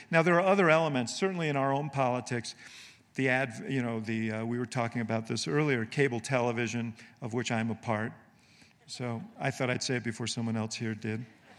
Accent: Illinois, United States; You know, I'm from Illinois, the land of Lincoln, and Lincoln deserves some applause too.

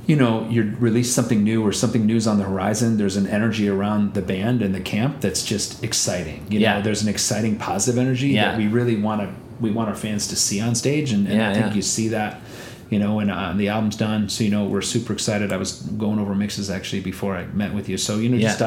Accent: India; moved away; I'm from India

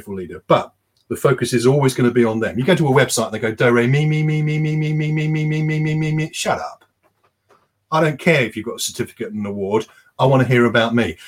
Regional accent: United Kingdom; we're British

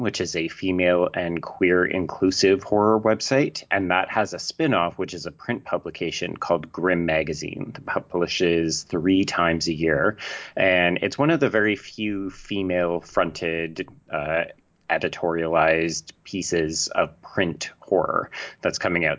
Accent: Canada; accent: Canadian; I'm Canadian, in case people can't tell

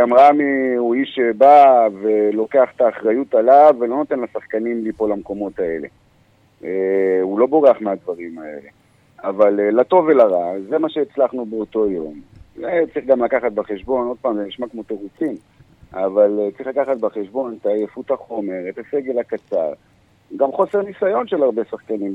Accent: Ashdod, Southern District, Israel; moved away as an adult; now in Kiryat Haim, Israel; אני גדלתי באשדוד, עד גיל עשרים ואחת

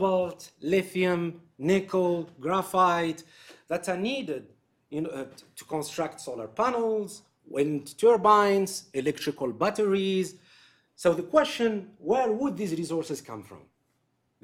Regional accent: Algeria; my home country, in Algeria

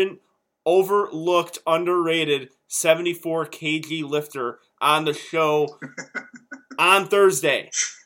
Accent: Chicago, Illinois, United States; I'm from Chicago

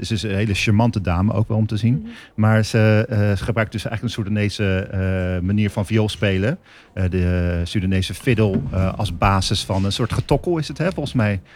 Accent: Rotterdam, South Holland, Netherlands; als Rotterdammer, vind ik mezelf

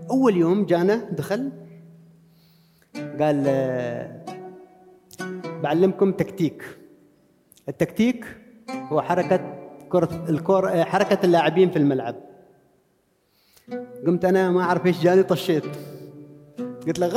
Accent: Sanaa, Amanat Al Asimah, Yemen; أنا واحد جاي من عمان من صنعاء

